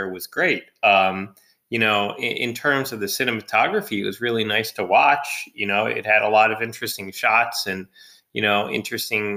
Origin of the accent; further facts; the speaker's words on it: United States; we are an American audience